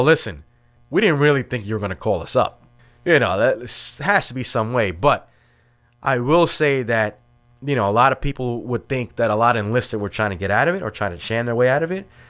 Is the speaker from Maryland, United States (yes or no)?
no; New York City, New York, United States; moved away as an adult; also born or lived in Washington Heights, Manhattan; my family moved to, uh, Brooklyn in Starrett City, which is in the East New York section of Brooklyn. And I kinda grew up there